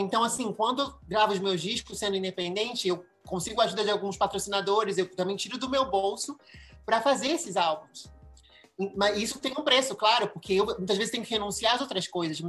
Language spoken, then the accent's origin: Portuguese; Rio de Janeiro, Brazil; accent: Brazilian; moved away as an adult; also born or lived in Mexico / Madrid, Spain; now in United States; eu nasci no Brasil e olha, mesmo, mesmo saindo do Brasil com 18 anos